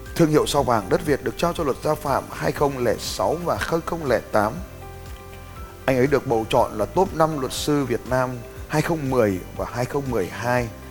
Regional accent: Vietnam; tên tuổi của tôi, một người Việt Nam

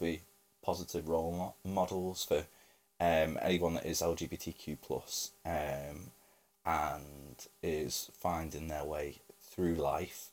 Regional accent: Ellesmere Port, North West England, United Kingdom; moved away as an adult; now in Liverpool, United Kingdom; I am originally from Ellesmereport. I moved to Liverpool 10 years ago this year.

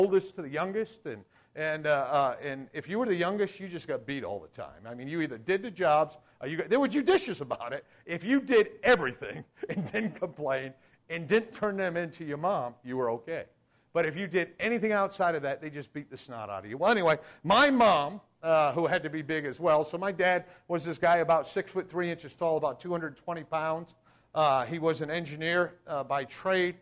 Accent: Voluntown, Connecticut, United States; Voluntown, Connecticut was a metropolis of about 900 people when I grew up

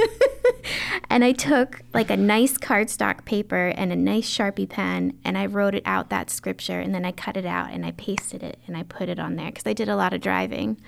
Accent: Baldwin, Maryland, United States; I grew up in the county, um, in a beautiful town called Baldwin

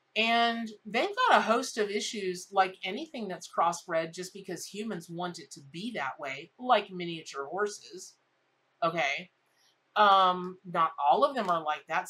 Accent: Ocala, Florida, United States; I grew up in Ocala, Florida.

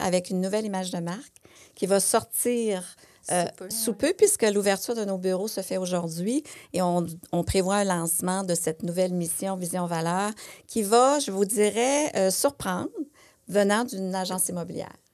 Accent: Quebec, Canada; chez nous, au Québec ou ailleurs, au Canada

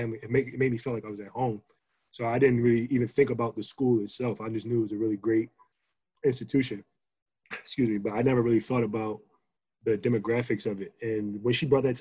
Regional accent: Philadelphia, Pennsylvania, United States; I'm from Southwest Philly.

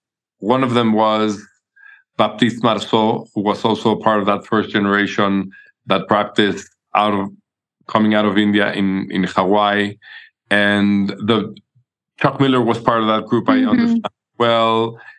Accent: Mexico City, Mexico; born there; I was born in Mexico City. Back then when it was not a very famous place and people were all afraid of this being a dangerous place.

